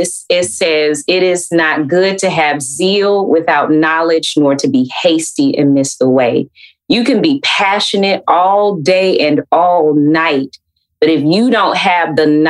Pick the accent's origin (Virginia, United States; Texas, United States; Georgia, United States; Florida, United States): Georgia, United States; Atlanta; growing up in Atlanta is hot.